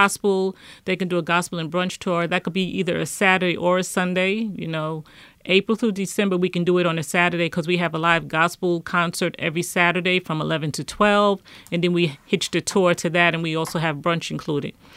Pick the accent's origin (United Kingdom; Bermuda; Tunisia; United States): United States; New York City, New York; I was born and raised in Harlem